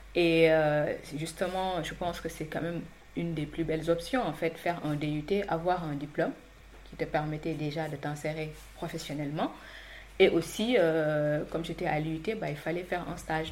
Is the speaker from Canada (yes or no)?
no; Saint-Louis, Senegal; moved away as an adult; now in France; j'ai grandi à Saint-Louis jusqu'à l'obtention du bac et je suis arrivée en France